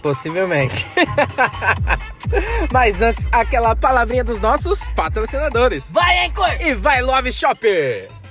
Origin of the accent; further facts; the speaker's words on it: Brazil; aqui do Brasil, nosso querido país